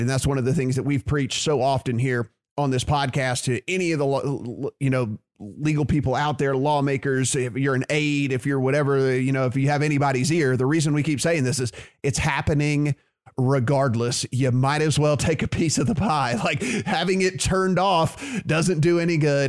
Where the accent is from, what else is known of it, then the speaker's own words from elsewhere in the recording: Louisiana, United States; my home state, with Louisiana